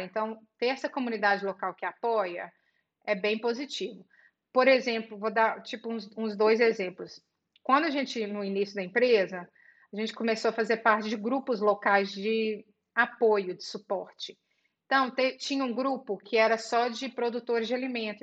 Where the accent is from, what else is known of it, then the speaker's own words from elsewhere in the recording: Belo Horizonte, Minas Gerais, Brazil; moved away as an adult; now in United States; nasci no interior de Minas e mudei para Belo Horizonte e, e, fiz a época de escola, cresci tudo em Belo Horizonte.